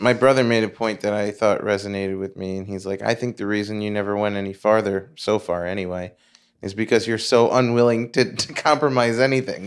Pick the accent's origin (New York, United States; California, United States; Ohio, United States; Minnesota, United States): New York, United States; Long Island; also born or lived in Queens; we moved from Queens to Long Island